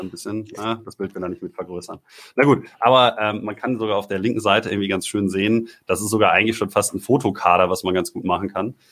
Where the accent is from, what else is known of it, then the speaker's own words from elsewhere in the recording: Ruhr area, North Rhine-Westphalia, Germany; ich komme ja aus dem Ruhrgebiet